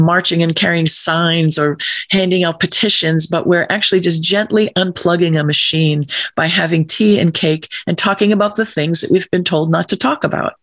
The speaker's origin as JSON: {"language": "English", "region": "Massachusetts", "country": "United States", "tie": "born or raised there", "said": "when I was a teenager in my hometown, the high school kids were given a box of paints and some Christmas cards, and we went out to paint the merchant's windows in my small town in Massachusetts"}